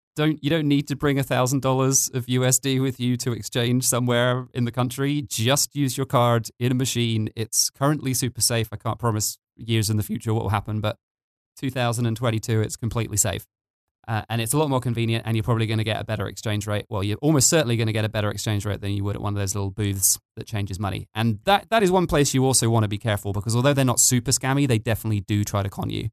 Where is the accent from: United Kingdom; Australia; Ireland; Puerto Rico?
United Kingdom; now in Tbilisi, Georgia; I'm British